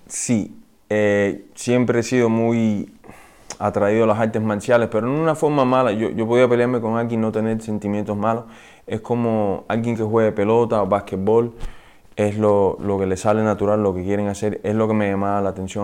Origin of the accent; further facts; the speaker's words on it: Miami, Florida, United States; also born or lived in Peru; yo viví aquí en Miami eh, hasta los cuatro años, después fui a vivir a Perú como por tres años, regresé y estaba en el southwest de Miami